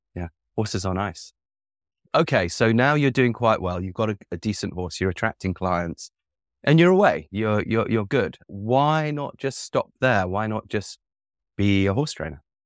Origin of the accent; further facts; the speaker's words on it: England, United Kingdom; now in United States; I grew up in England with the natural health